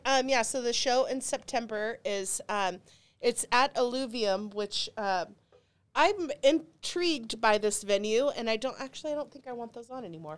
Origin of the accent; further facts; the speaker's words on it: Dallas, Texas, United States; I grew up in Dallas, Texas